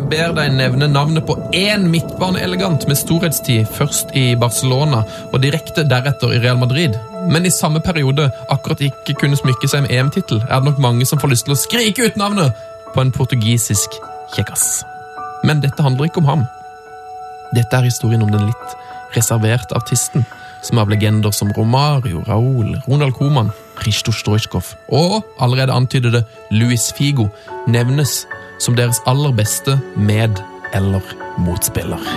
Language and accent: Norwegian; Trondheim, Trøndelag, Norway; Ja, jeg er jo fra Trondheim, da!